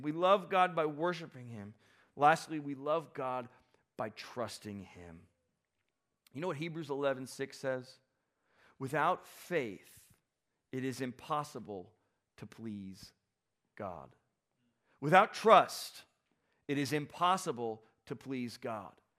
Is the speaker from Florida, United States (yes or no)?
yes; South Florida, United States; I grew up, some of you know this, I grew up in South Florida